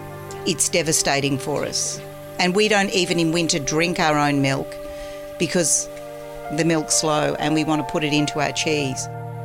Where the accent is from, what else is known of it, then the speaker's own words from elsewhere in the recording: Melbourne, Victoria, Australia; I grew up in Melbourne where the orchards used to be, and they were, you know, turning into housing estates.